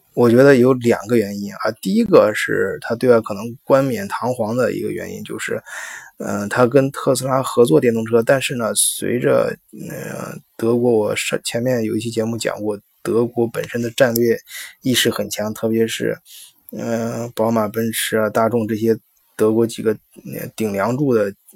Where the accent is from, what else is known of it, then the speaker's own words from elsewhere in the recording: China; 我们中国人